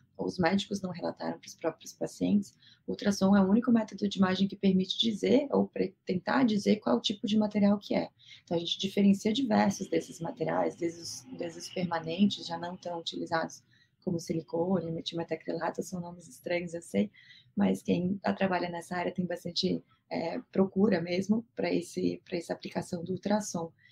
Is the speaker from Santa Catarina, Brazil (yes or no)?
yes; Florianópolis, Santa Catarina, Brazil; moved away as an adult; now in São Paulo, Brazil; Eu não sou de São Paulo, estou aqui há oito anos, minha família é toda é de Florianópolis